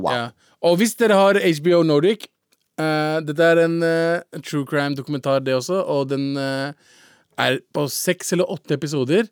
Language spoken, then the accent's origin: Norwegian; Lørenskog, Akershus, Norway; Lørenskog uh, der jeg kommer fra